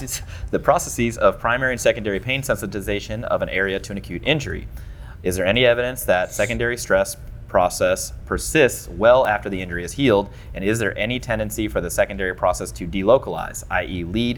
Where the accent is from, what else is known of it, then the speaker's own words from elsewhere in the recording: St. Louis, Missouri, United States; I'm 636 because I'm from the county. All right, so look. I was born and raised in St. Louis. I was here for 25 years of my life. I love this place.